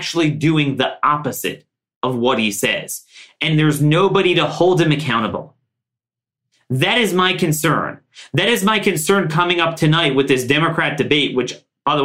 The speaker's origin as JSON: {"language": "English", "town": "Baltimore", "region": "Maryland", "country": "United States", "tie": "born or raised there", "said": "my hometown, Baltimore, Maryland."}